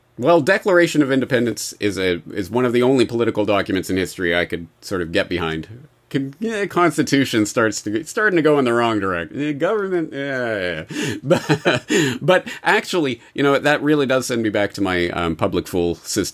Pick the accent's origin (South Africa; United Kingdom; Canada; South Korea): Canada; now in Japan; I am indeed an expat, but not an American expat. I'm Canadian.